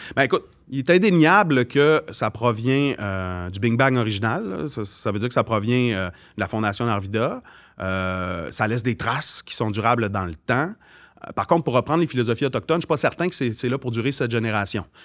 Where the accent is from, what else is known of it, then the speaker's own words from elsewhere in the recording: Arvida, Quebec, Canada; c'est sûr que ça vient de mon origine arvidienne